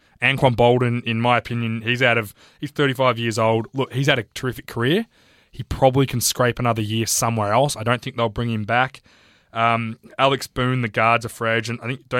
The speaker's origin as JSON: {"language": "English", "country": "Australia", "said": "as an Australian"}